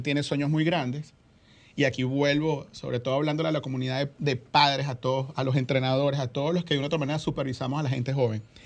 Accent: Venezuela; now in Dominican Republic; en mi país, Venezuela

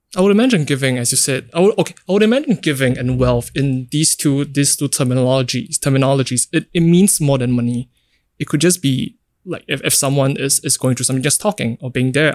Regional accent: Singapore; growing up in Singapore

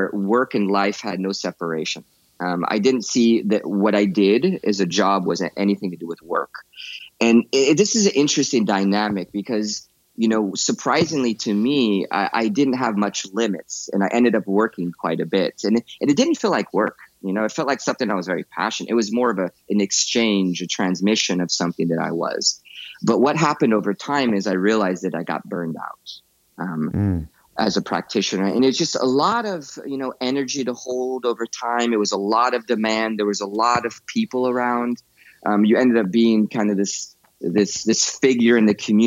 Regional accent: United States; moved away as an adult; also born or lived in Morocco; growing up in a country as powerful as the United States

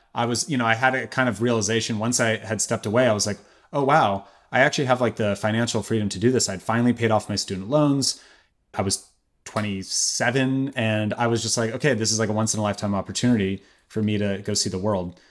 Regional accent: Berkeley, California, United States; I'm from Berkeley, and I remember seeing inconvenient truth in theaters with my very Berkeley parents

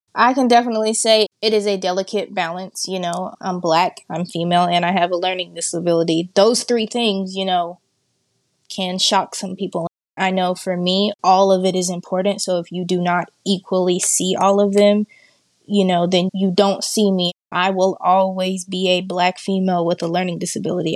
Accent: Hot Springs, Arkansas, United States; I am from Hot Springs, Arkansas, born and raised.

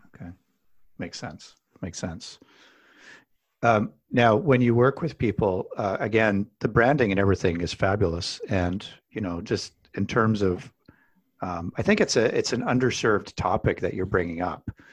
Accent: Alberta, Canada; I grew up in Alberta, Canada

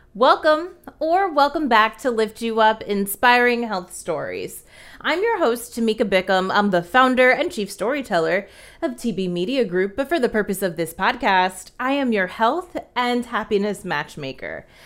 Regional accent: New Jersey, United States; I'm from Jersey

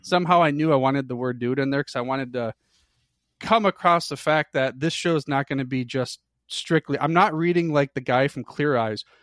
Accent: Michigan, United States; I'm a true blood, born and raised in the Michigan area

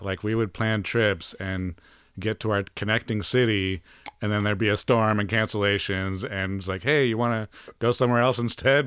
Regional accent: Boulder, Colorado, United States; also born or lived in Miami, Florida; I ended up in Colorado

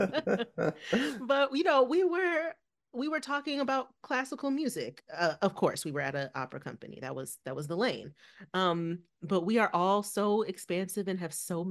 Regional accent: Detroit, Michigan, United States; now in New Orleans, United States; I am from Detroit.

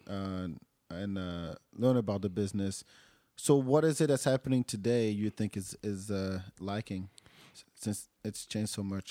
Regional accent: France; now in Austin, United States; growing up in France

